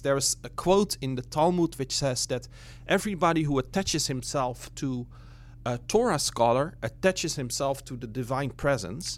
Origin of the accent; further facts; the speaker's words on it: Netherlands; also born or lived in Brooklyn; now in New York, United States; from the Netherlands originally.